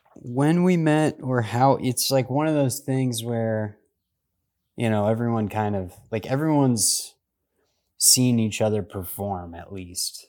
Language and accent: English; Washington, District of Columbia, United States; I grew up in the D C area